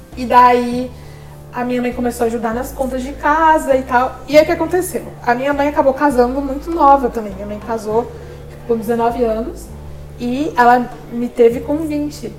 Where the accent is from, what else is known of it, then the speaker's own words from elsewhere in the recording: Sergipe, Brazil; meu estado é pequeno, que eu sou de Sergipe